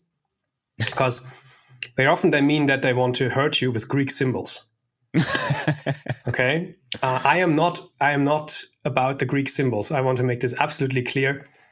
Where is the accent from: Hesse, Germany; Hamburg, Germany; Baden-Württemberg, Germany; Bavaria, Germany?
Baden-Württemberg, Germany; Stuttgart; moved away as an adult; also born or lived in Berlin; I was one of the founding members of my hometown's MySQL user group